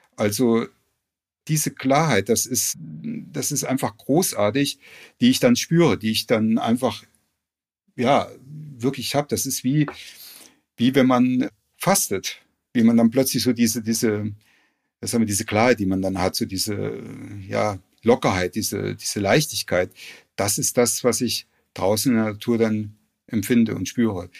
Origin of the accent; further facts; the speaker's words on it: Frankenau, Hesse, Germany; ich bin auf dem Dorf groß geworden